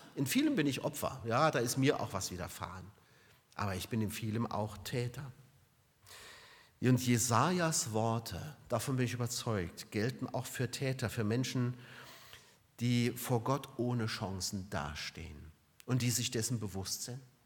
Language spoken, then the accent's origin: German; Germany; bei uns in Deutschland